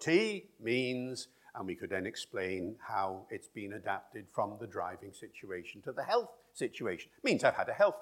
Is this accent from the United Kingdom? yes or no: yes; Wales, United Kingdom; Where are you from? I said, Wales